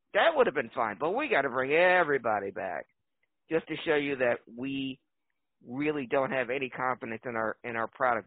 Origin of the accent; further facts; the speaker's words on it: Philadelphia, Pennsylvania, United States; my my hometown team